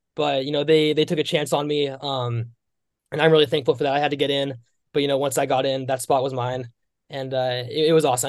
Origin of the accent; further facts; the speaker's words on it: Bay Area, California, United States; moved away as an adult; also born or lived in Richmond, Virginia / Los Angeles, California; I grew up in the Bay Area, in California